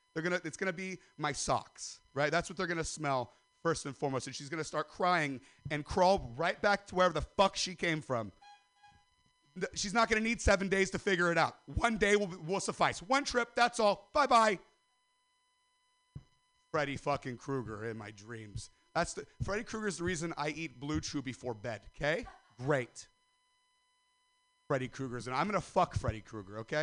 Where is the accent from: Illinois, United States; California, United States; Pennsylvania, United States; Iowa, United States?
California, United States; Stockton; I'm from Stockton